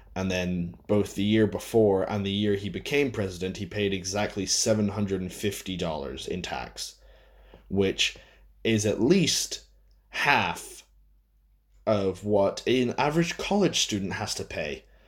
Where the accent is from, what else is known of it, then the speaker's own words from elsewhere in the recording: United States; I am an American